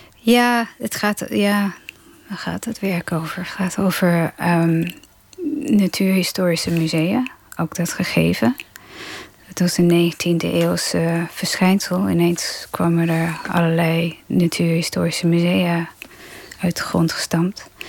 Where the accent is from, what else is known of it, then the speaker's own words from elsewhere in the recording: Melbourne, Victoria, Australia; first language English; Dutch is a second language; also born or lived in Germany; now in Netherlands; Ik ben in Australië opgegroeid en wij hadden een, eh, een strandhuis twee uur van Melbourne vandaan, waar ik woonde